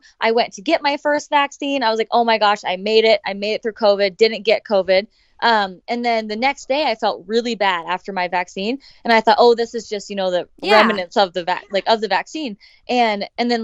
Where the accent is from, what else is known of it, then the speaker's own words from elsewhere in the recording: Bigfork, Montana, United States; moved away as an adult; also born or lived in Maui, Hawaii; now in Bozeman, United States; I'm from Big Fork, Montana